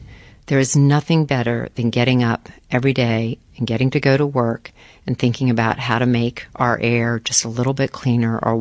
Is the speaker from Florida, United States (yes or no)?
yes; Florida, United States; I grew up in Florida